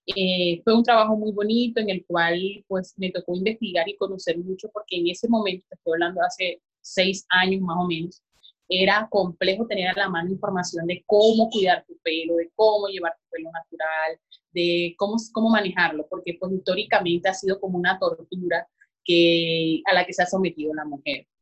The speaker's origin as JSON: {"language": "Spanish", "region": "La Guajira", "country": "Colombia", "said": "allá en La Guajira"}